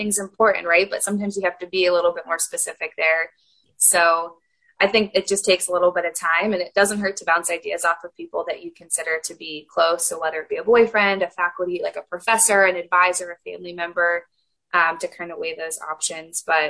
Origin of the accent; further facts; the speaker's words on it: Indiana, United States; I knew I wanted to be close to home, and Indiana's home for me